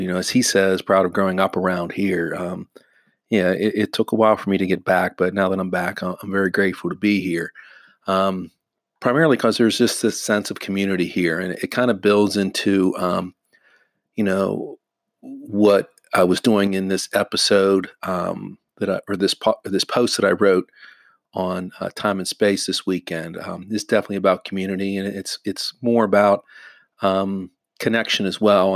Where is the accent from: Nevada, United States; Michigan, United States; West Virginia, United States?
West Virginia, United States; Wheeling; also born or lived in North Carolina; I wanted to come back to Wheeling